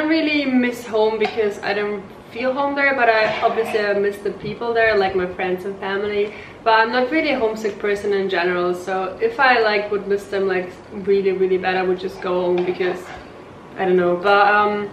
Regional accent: Germany; moved away as an adult; also born or lived in Ukraine; I was born in Ukraine. I came to Germany when I was 6 and I grew up there

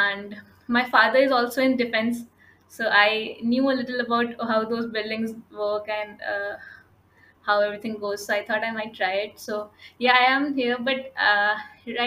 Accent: India; I'm from India.

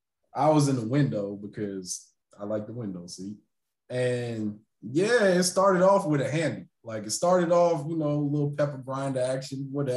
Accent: Jamaica; Ironically, me being Jamaican, I never been in a relationship with a Jamaican chick

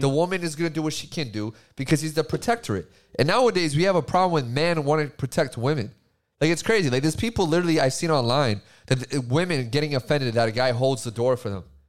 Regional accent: Massachusetts, United States; I was bred into being a Democrat 'cause I was from Massachusetts

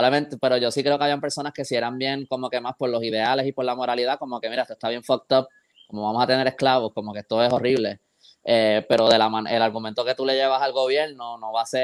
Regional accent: Puerto Rico; born there; esta isla que yo quiero tanto, donde yo nací y todo esto, y está practicando esto contra otros puertorriqueños

